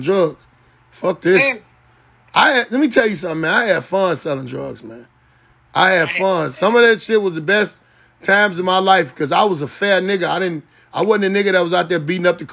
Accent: Chicago, Illinois, United States; I'm from Chicago

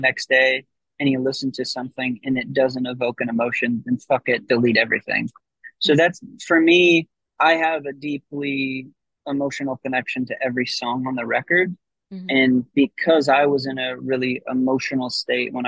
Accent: Midwest, United States; I was a kid from the Midwest

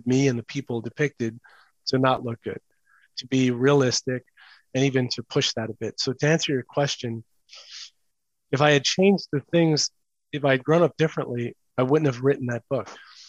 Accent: New York City, New York, United States; It's called The Hated Ones. And it's about growing up in New York City in the 70s and sort of mid 70s and 80s.

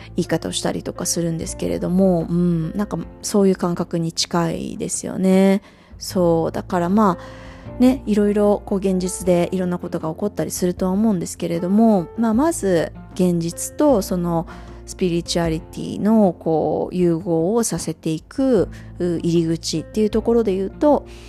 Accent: Japan; moved away; also born or lived in Singapore; 日本に帰ってくる

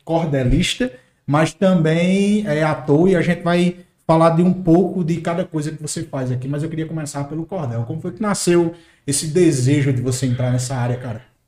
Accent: Northeast Region, Brazil; accent: nordestino; Eu sou nordestino, sabe, raiz, daquele que puxa o R

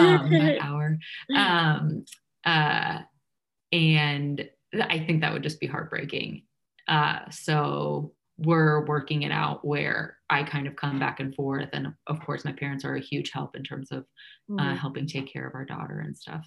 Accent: New York, United States; moved away as an adult; also born or lived in Kansas City, Missouri / Illinois; now in Chicago, United States; I grew up in New York. So my family is still here

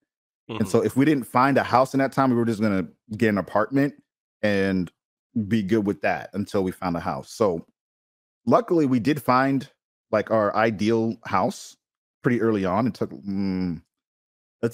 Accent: Boston, Massachusetts, United States; now in California, United States; So I'm from Boston. I moved out to California for my wife's work.

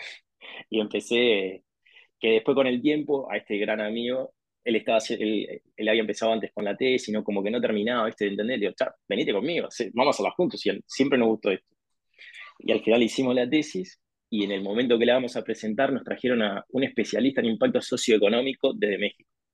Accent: Montevideo, Uruguay; also born or lived in Spain; soy de Uruguay, nací en Montevideo, Montevideo es la capital.

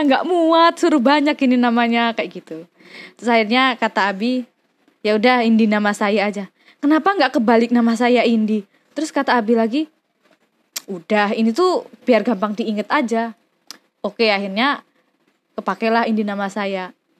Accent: Mojokerto, East Java, Indonesia; now in Yogyakarta, Indonesia; lahir di Mojokerto, Jawa Timur

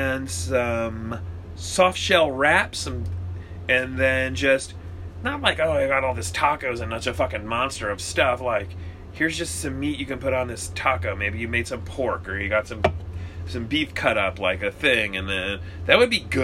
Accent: New Jersey, United States; I'm from New Jersey. Grew up in a Pollock household.

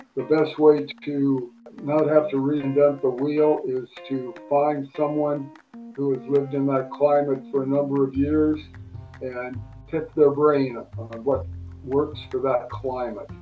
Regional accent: Burbank, California, United States; I was very fortunate to grow up in Southern California where there were lots of outstanding pigeon breeders that lived very close to where I grew up in Burbank, uh, California.

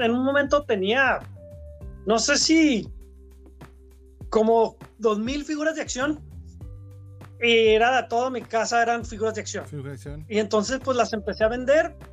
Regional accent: Ciudad Juárez, Chihuahua, Mexico; also born or lived in Mexico City / Monterrey / New York; Sí, o sea, yo este, soy pues de Ciudad Juárez, aunque nací en la Ciudad de México, me trajeron desde pequeñito a, Ciudad Juárez.

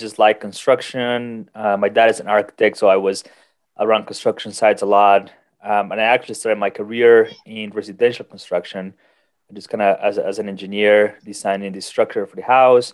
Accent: Colombia; moved away as an adult; also born or lived in South Dakota, United States; now in United States; I'm originally from Colombia.

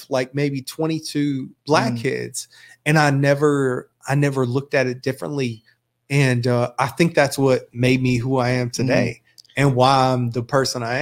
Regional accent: Graham, North Carolina, United States; also born or lived in Burlington; I grew up in Graham in Burlington.

